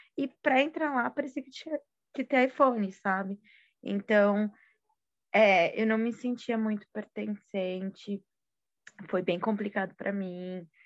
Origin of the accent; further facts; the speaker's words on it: São Paulo, Brazil; quando eu saí da minha quebrada, Zona Leste